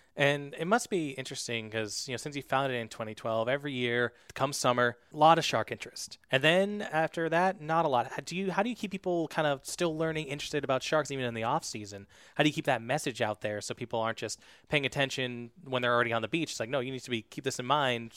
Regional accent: New Hampshire, United States; I'm from New Hampshire and, uh, you know, I go to the ocean sometimes, but I don't live by the ocean

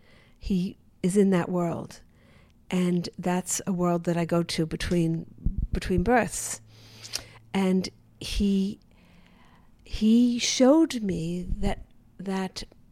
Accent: the South, United States; born there; Why would I be born in the American South? I had to go back to the previous life to understand why I was born in the American South.

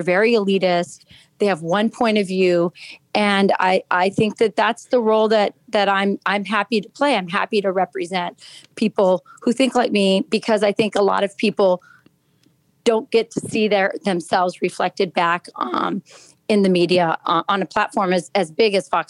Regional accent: Lakenheath, East of England, United Kingdom; born there; I was born in Laken Heath, England. I'm an Air Force brat.

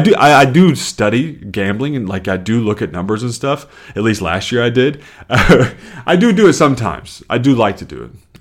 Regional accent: the South, United States; now in Chicago, United States; I'm from the South

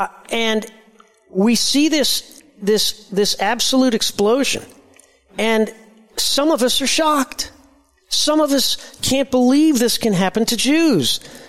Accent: Indianapolis, Indiana, United States; growing up in Indianapolis, Indiana

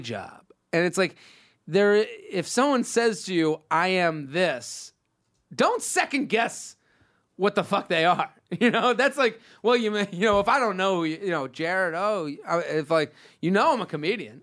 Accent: Massachusetts, United States; that's where I'm from

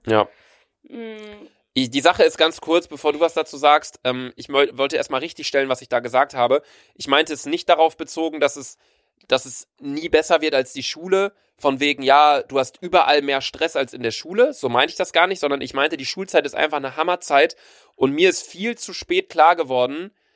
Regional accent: a small suburb of Bielefeld, North Rhine-Westphalia, Germany; wir kommen aus der Stadt, da kann man nur Möbel kaufen

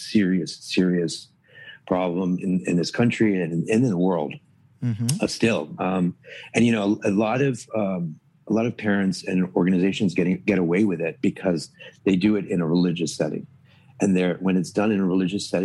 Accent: Toronto, Ontario, Canada; moved away; also born or lived in Dallas, Texas / New York; I grew up in Toronto

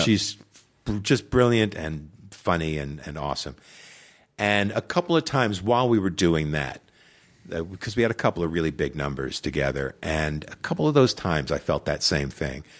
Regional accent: Long Island, New York, United States; moved away; I grew up on Long Island, New York

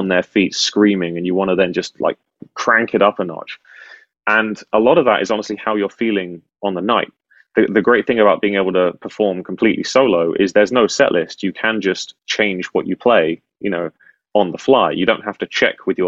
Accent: United Kingdom; as a Brit

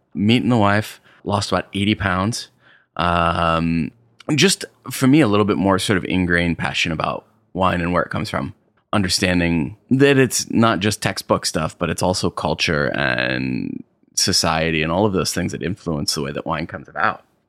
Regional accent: Arkport, New York, United States; grew up in upstate New York, uh, up in Arcport, New York. Small little town, little bit, uh, further west from the Finger Lakes

